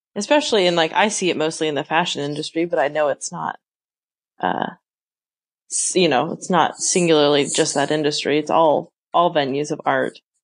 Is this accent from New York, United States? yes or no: no; Western Oregon, United States; I grew up in Western Oregon